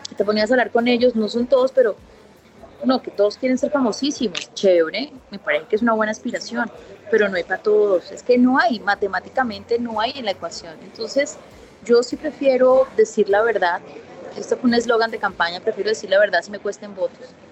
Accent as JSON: {"language": "Spanish", "town": "Puerto Tejada", "region": "Cauca", "country": "Colombia", "tie": "born or raised there", "said": "yo nací en Pueblo Tejada"}